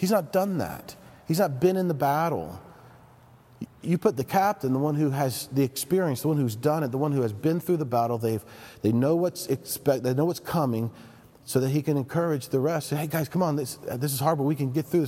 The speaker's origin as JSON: {"language": "English", "town": "Knoxville", "region": "Tennessee", "country": "United States", "tie": "born or raised there", "said": "I come from Tennessee. I grew up in Knoxville"}